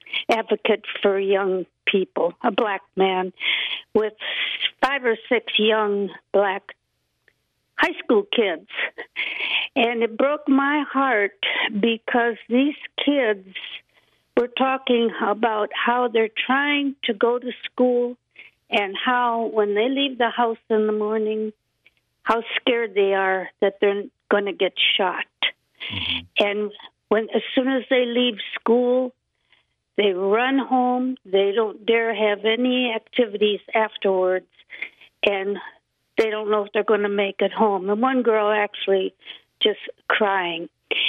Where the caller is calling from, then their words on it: Anacortes, Washington, United States; Hi, Anacortes.